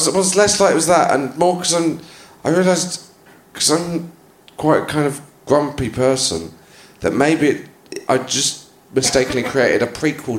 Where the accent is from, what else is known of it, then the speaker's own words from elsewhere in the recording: Haytor Vale, South West England, United Kingdom; I was from a village called Haytor Vale, which I wouldn't expect you to know, on Dartmoor.